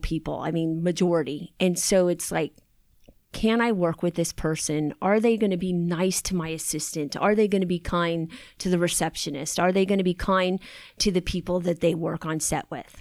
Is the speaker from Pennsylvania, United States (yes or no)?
no; Long Beach, California, United States; I grew up in Long Beach